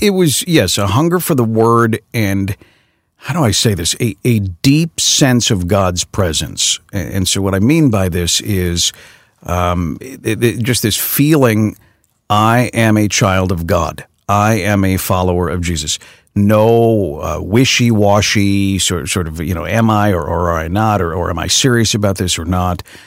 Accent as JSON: {"language": "English", "town": "Chicago", "region": "Illinois", "country": "United States", "tie": "born or raised there", "said": "my hometown that I know so well"}